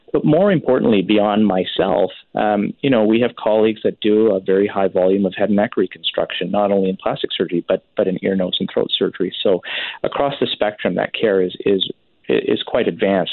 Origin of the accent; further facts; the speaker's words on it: Richmond, British Columbia, Canada; now in Surrey, Canada; I grew up in Vancouver, in fact, Richmond specifically.